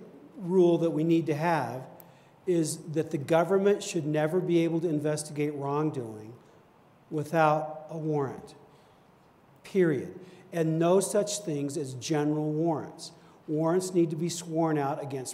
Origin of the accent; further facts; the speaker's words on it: Washington, United States; now in Virginia, United States; I grew up in Washington State